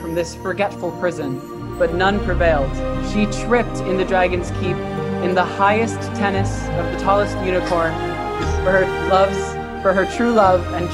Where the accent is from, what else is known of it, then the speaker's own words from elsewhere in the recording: New Jersey, United States; I'm from Jersey